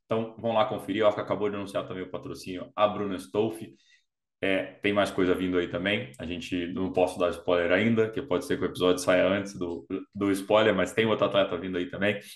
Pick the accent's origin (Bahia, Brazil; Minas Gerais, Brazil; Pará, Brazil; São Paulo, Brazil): Pará, Brazil; Belém; moved away as an adult; now in United States; Você é de Belém, né? Isso, eu sou